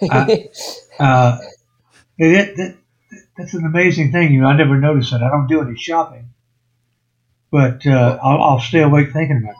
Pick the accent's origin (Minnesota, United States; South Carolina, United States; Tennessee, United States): South Carolina, United States; now in Louisiana, United States; Actually, I'm back in Louisiana. Uh, I'll make it as short as I can. I'm originally from South Carolina. Oh. Moved to Louisiana in 1957, uh, and then I've, I've, been here off and on ever since.